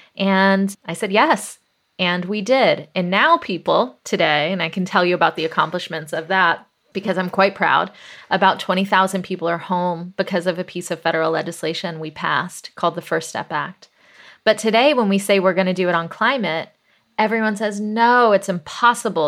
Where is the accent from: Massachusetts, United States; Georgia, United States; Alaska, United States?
Georgia, United States; Atlanta; I grew up in the South, in Atlanta, Georgia, in the eighties